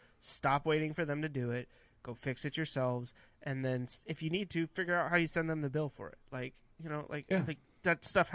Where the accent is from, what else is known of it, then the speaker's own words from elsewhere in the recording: California, United States; I'm from Northern California.